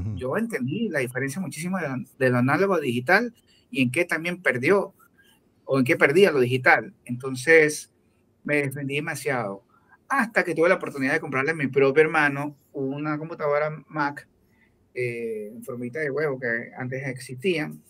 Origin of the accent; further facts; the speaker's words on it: Venezuela; now in Ecuador; cuando era chiquito, cuando escuchaba salsa en Venezuela